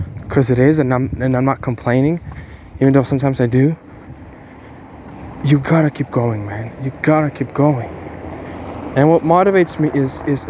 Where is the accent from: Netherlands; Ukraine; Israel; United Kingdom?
Ukraine; English is a second language; now in Bulgaria; I was born in Ukraine